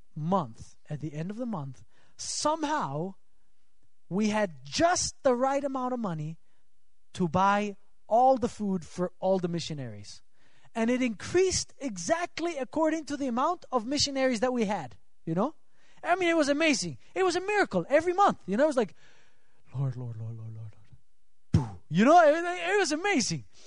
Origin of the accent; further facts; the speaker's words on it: Switzerland; moved away; I'm from Switzerland